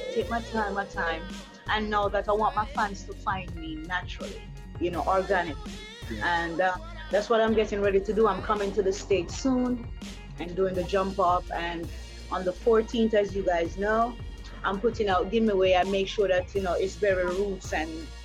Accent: Jamaica; I'm from Jamaica

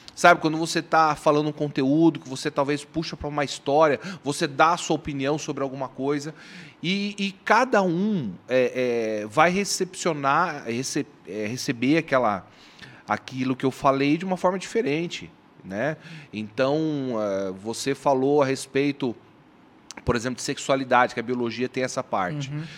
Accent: Bandeirantes, Paraná, Brazil; now in Londrina, Brazil; eu nasci em Bandeirantes, fica a duzentos quilômetros daqui de, de Maringá

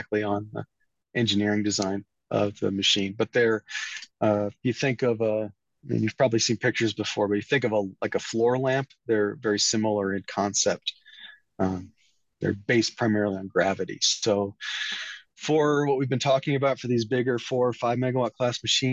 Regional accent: Iowa, United States; moved away; my home state, which is Iowa

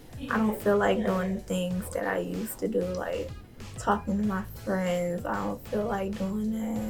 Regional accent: Riverdale, Georgia, United States; I'm 14. My pronouns are she, her, and I'm from Riverdale.

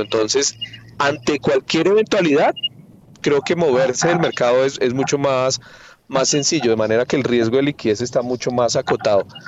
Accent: Colombia

